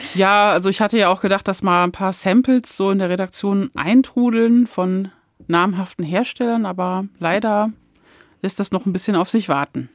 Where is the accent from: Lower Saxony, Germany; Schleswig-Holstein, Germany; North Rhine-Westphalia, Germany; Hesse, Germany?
Lower Saxony, Germany; Hann. Münden; moved away as an adult; also born or lived in Hamburg; now in Frankfurt, Germany; diese meine Heimatstadt